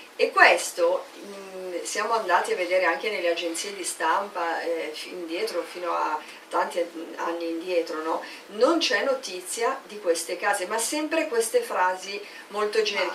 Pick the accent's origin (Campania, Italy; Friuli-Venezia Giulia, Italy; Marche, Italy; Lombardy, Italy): Lombardy, Italy; Milan; Io sono di Milano, provincia di Milano